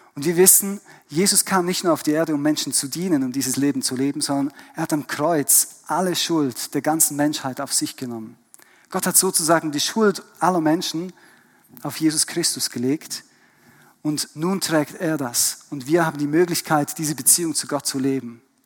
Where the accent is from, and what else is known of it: Switzerland; born or raised there; also born or lived in Germany / Vienna, Austria